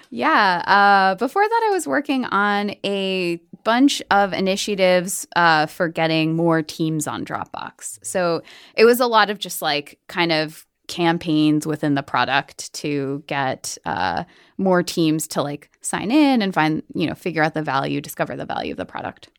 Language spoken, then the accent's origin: English; New Jersey, United States; moved away as an adult; also born or lived in New York City; I grew up in Jersey